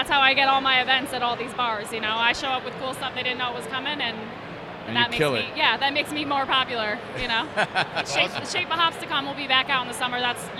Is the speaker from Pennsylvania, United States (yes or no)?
yes; Philadelphia, Pennsylvania, United States; accent: Philadelphia; the Philadelphia